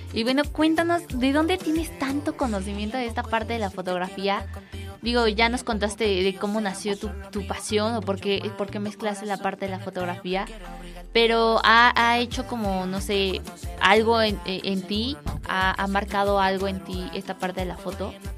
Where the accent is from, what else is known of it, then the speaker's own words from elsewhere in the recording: Mexico; uno como mexicano